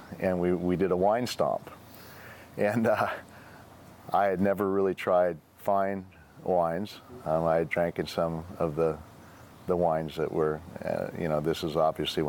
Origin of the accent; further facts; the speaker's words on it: Beaverton, Oregon, United States; I grew up in Beaverton, Sunset High School, graduated in 1981